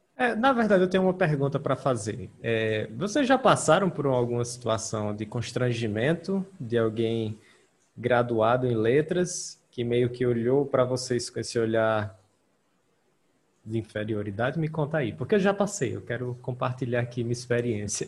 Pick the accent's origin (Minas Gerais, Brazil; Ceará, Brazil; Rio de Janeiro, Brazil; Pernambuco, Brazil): Ceará, Brazil; eu sou do Ceará